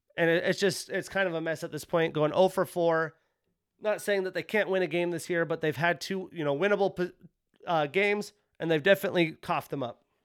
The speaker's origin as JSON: {"language": "English", "region": "Wyoming", "country": "United States", "tie": "born or raised there", "said": "growing up in Wyoming"}